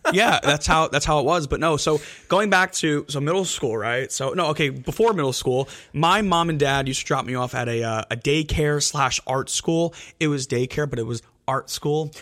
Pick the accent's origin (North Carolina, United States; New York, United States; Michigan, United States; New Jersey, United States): New Jersey, United States; Elmwood Park; I'm from Elmwood Park